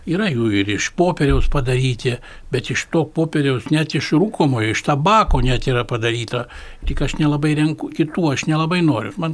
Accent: Kaunas, Kaunas County, Lithuania; aš pats iš Viljampolės

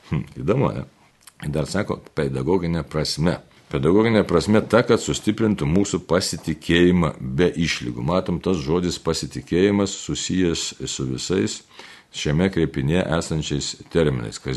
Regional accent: Lithuania; kaip lietuvė, ne, tai mums lietuviams

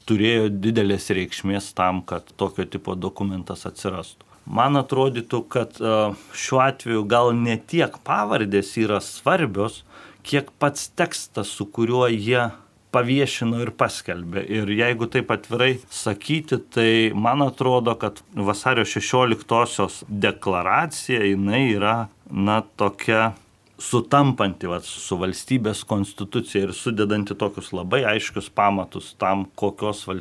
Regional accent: Lithuania; mes lietuviai visą laiką norime, kad šventė būtų tada, kai šilta

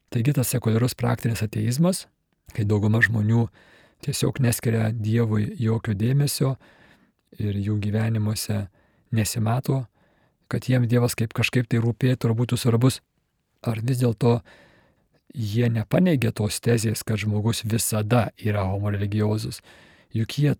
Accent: Kaunas, Kaunas County, Lithuania; aš pats esu kaunietis ir, ir krepšinis man nuo vaikystės svarbus

